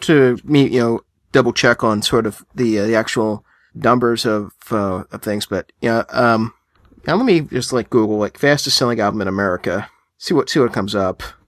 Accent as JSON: {"language": "English", "country": "United States", "said": "I'm American"}